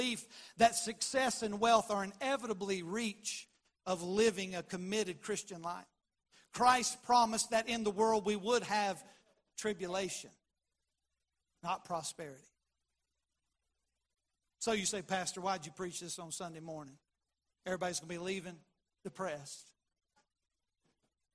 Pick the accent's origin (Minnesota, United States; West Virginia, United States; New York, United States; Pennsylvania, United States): West Virginia, United States; Shady Spring; that's my dad's hometown. It's my hometown. Shady Springs, just up the road